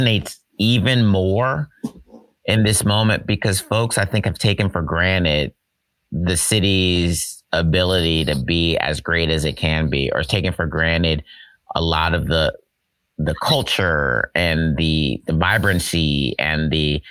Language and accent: English; New Jersey, United States; I was growing up in New Jersey, so I was a Nets fan.